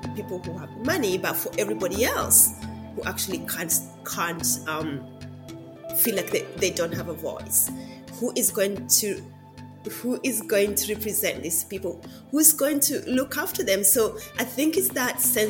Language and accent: English; Siaya, Siaya County, Kenya; now in Melbourne, Australia; I was born in Kenya in a small town called Siaya